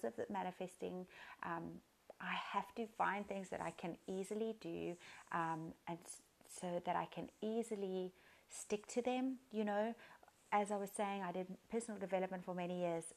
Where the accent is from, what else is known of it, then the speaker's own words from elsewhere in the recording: Cape Town, Western Cape, South Africa; I am from Cape Town, South Africa.